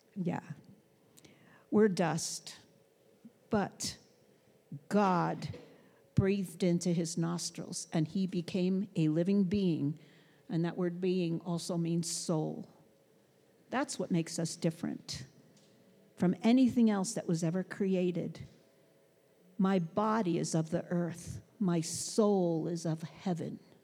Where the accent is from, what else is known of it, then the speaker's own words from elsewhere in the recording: New York City, New York, United States; I grew up in Brooklyn